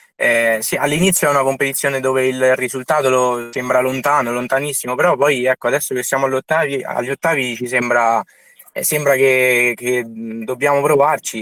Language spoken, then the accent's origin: Italian; Soriano nel Cimino, Lazio, Italy; moved away; io sono sorianese quindi nel mio paese sono tornato